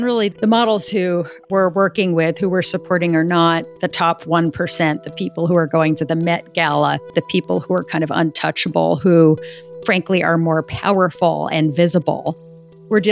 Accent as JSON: {"language": "English", "town": "New York City", "region": "New York", "country": "United States", "tie": "born or raised there", "said": "I grew up in New York City."}